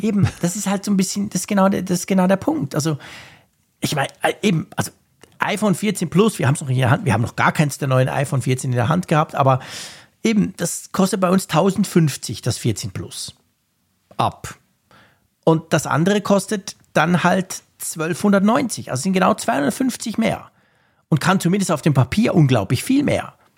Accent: Switzerland; bei uns in der Schweiz

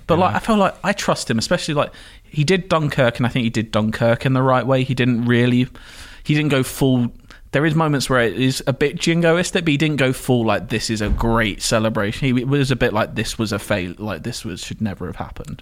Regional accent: Enfield, London, United Kingdom; also born or lived in Edmonton, London; my hometown, mm-hmm. Enfield in North London

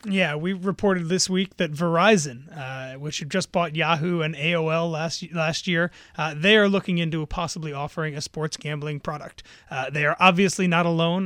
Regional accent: New Jersey, United States; I grew up in North Jersey

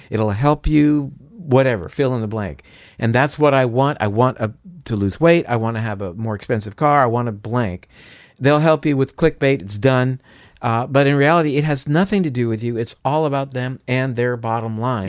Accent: Florida, United States; I'm from Florida, so, uh, orange juice is a big thing there

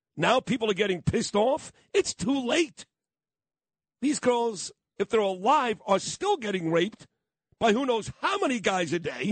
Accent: New York City, New York, United States; I'm a kid from Brooklyn

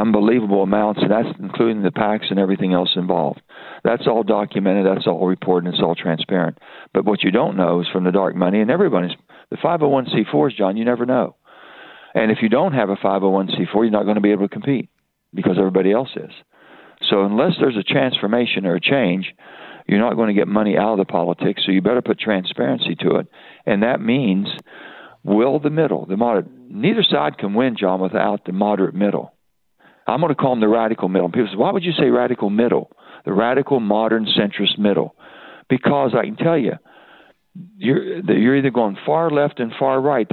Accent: West Virginia, United States; I'm an American first. I'm a West Virginian second.

